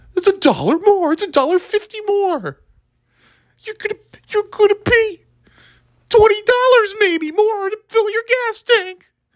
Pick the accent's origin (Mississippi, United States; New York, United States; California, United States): New York, United States; now in New England, United States; I'm from New York. It is my home